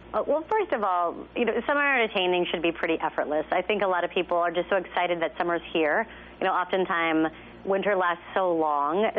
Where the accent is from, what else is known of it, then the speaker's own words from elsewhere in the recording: Texas, United States; I'm from Texas